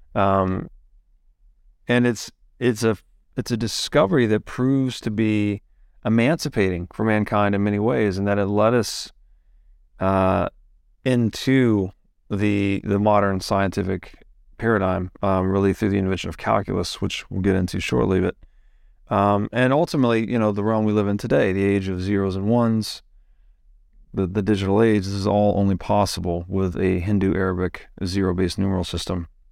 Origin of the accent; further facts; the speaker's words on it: the South, United States; I grew up in the Christian South